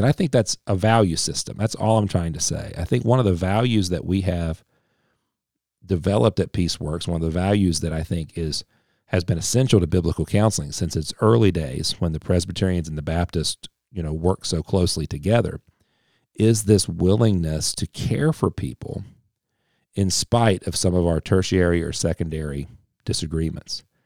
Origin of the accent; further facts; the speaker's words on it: Appalachia, United States; I'm, I'm Appalachian. I'm very, very Appalachian. So, uh, through and through